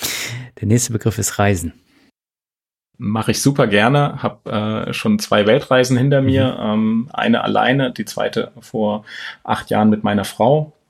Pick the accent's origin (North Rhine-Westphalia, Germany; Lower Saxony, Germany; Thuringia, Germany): Thuringia, Germany; born there; moved away; also born or lived in Hesse; aus Thüringen. Also ich bin geboren in Thüringen und dann mit meinen Eltern kurz vor dem Mauerfall tatsächlich ähm, ausgereist hier nach Hessen, ähm, ungefähr 80 Kilometer entfernt von Frankfurt